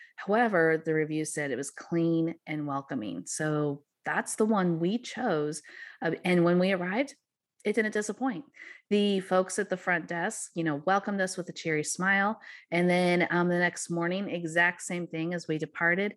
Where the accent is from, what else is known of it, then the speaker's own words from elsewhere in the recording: Missouri, United States; the magic of Missouri and my hometown area